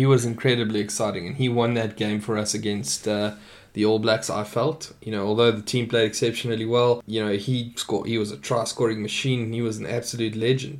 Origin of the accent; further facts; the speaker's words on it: South Africa; as a South African